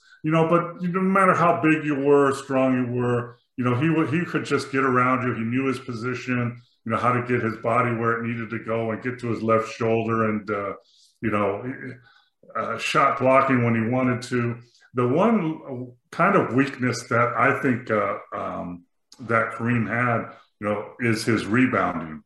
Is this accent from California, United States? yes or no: yes; Los Angeles, California, United States; moved away as an adult; also born or lived in Lawrence, Kansas / Milwaukee; I grew up in the San Fernando Valley in California